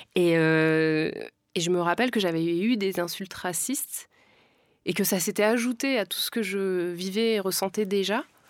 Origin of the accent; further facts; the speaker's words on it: France; je viens pas d'Afrique, je suis née en France